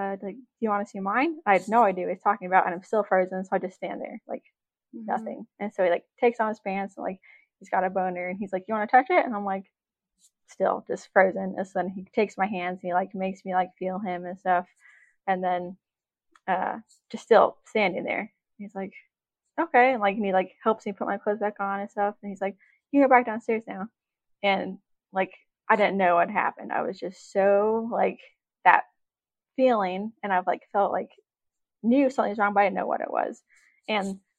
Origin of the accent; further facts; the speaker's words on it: Juneau, Alaska, United States; I was born in Juneau, Alaska. I was born and raised here.